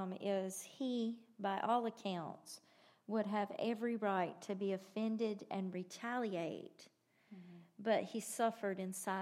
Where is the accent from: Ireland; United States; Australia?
United States; we're American.